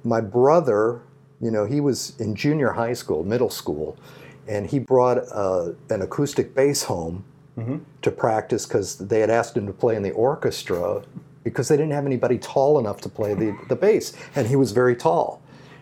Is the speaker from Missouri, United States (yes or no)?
yes; St. Louis, Missouri, United States; I grew up in St. Louis